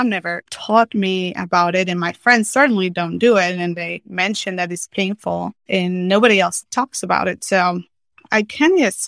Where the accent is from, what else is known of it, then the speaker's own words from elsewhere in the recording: Mexico; So I was born and raised in Mexico.